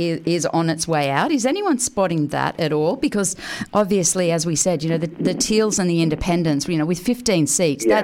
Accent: Australia; being Australian

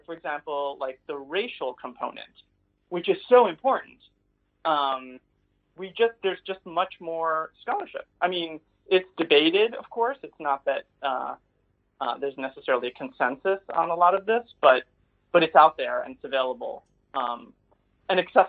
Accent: New York, United States; I grew up in right outside New York City

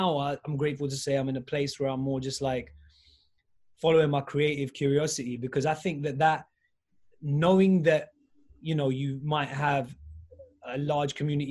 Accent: United Kingdom; as a British Pakistani Muslim

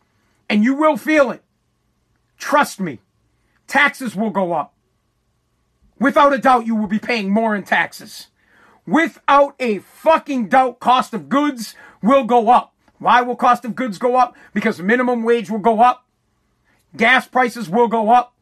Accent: United States; I am American, I'm from America, and I speak American

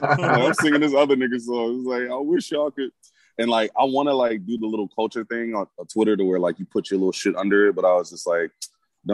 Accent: the South, United States; also born or lived in Milwaukee; I'm a Southern nigga

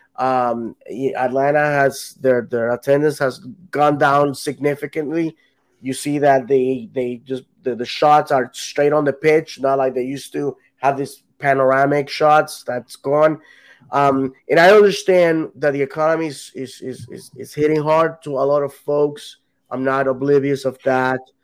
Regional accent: Puerto Rico; now in Orlando, United States; if if I ever went back, moved back to Puerto Rico, I wouldn't even consider moving to any anywhere else other than where I'm from.

